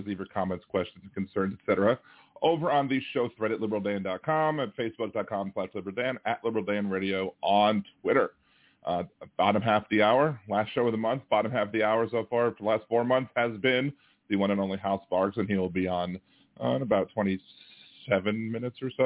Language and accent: English; Maryland, United States; moved away; I'm from Maryland originally